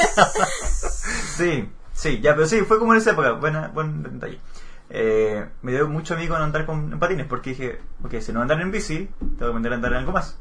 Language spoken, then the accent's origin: Spanish; Chile; Las S, cosa que no hacemos en Chile